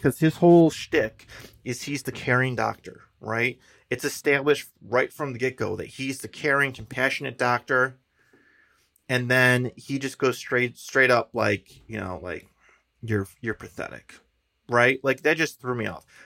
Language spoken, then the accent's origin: English; Chicago, Illinois, United States; we're from Chicago